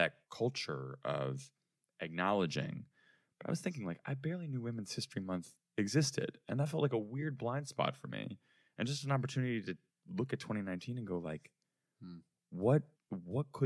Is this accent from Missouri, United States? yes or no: no; Chicago, Illinois, United States; We grew up in Chicago.